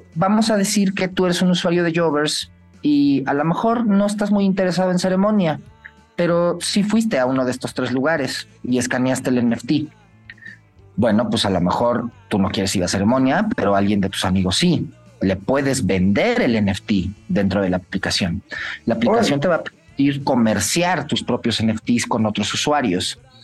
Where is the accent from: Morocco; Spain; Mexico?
Mexico; los mexicanos, que también estamos por todo el mundo.